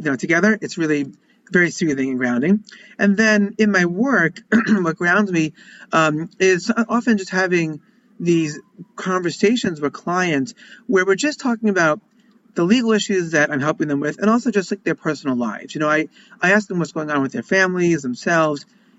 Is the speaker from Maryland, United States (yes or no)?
no; Long Island, New York, United States; I grew up in Long Island, Jewish family from the suburbs